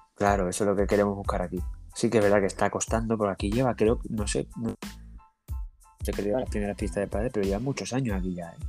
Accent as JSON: {"language": "Spanish", "town": "Chiclana de la Frontera", "region": "Andalusia", "country": "Spain", "also_born_or_lived": "Frankfurt, Germany", "moved": "yes", "lives_now": "Germany"}